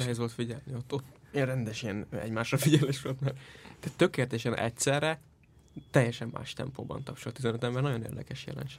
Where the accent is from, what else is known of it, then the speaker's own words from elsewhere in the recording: Iszkaszentgyörgy, Fejér, Hungary; az Iszka Szentgyörgyön történt, az én szülőfalumban.